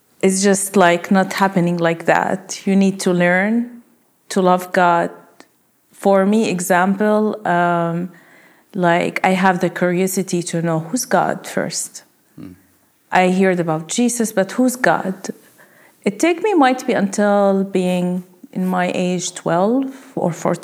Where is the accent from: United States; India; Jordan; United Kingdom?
Jordan; moved away; I grew up in Jordan.